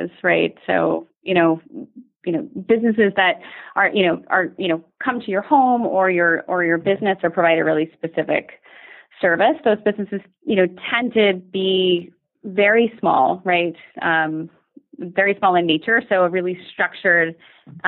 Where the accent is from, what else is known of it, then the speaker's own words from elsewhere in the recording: Dallas, Texas, United States; moved away; I'm originally from Dallas